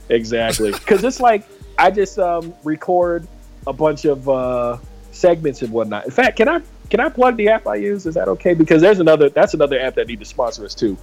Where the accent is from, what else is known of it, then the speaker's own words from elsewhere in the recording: San Diego, California, United States; I'm from San Diego